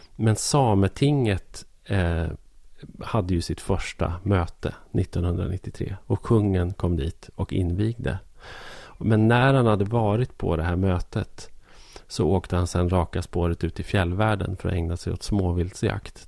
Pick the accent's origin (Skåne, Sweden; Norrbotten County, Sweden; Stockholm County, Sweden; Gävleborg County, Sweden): Gävleborg County, Sweden; Hälsingland; här i, i Hälsingland då, där jag är uppvuxen